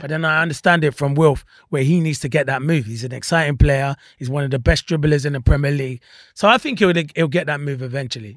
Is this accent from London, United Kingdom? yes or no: yes; London, United Kingdom; I grew up, yeah, I grew up in Wandsworth